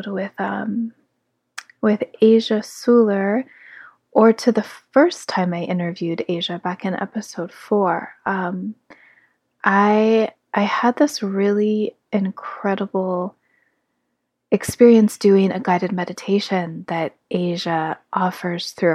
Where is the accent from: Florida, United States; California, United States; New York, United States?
California, United States; South Lake Tahoe; now in Grass Valley, United States; South Lake Tahoe, my hometown, where I was born from my mother's womb, where she raised me and my sister alongside our father